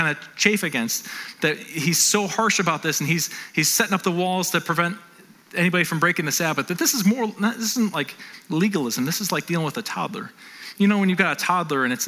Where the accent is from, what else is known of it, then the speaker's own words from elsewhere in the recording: North Tonawanda, New York, United States; I grew up in North Tonawanda